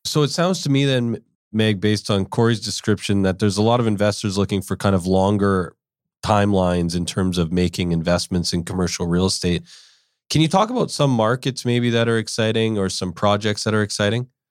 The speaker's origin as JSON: {"language": "English", "town": "Winnipeg", "region": "Manitoba", "country": "Canada", "tie": "born or raised there", "moved": "yes", "lives_now": "Vancouver, Canada", "said": "I grew up in Winnipeg"}